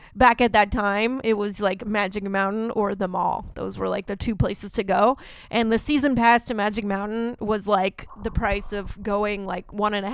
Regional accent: Santa Clarita, California, United States; I didn't actually grow up in Bakersfield. I grew up I grew up in Santa Clarita, which is the same area code.

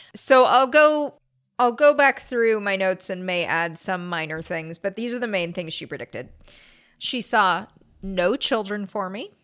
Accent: La Crescenta, California, United States; I didn't grow up there. I grew up next door in La Crescenta

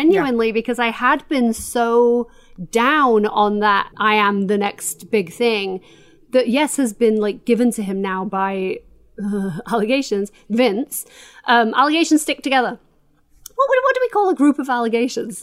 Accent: Doncaster, Yorkshire and the Humber, United Kingdom; I am from Doncaster

